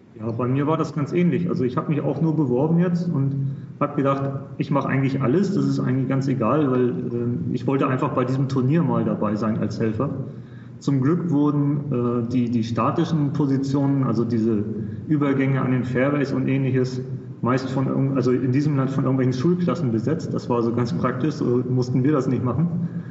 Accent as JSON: {"language": "German", "region": "Hamburg", "country": "Germany", "moved": "as an adult", "lives_now": "United Arab Emirates", "said": "ich komme aus, ursprünglich aus Hamburg"}